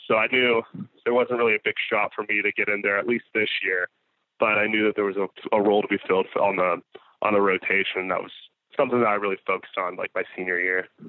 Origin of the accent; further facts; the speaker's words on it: Florida, United States; growing up in Florida just had like in the summers we we would go out on lakes consistently